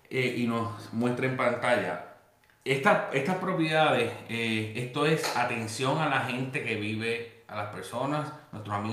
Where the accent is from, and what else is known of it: Puerto Rico; moved away